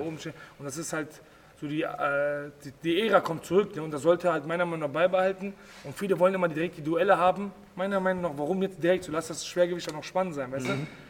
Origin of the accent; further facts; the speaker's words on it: Germany; ich bin äh, Deutsch, ich bin in Deutschland geboren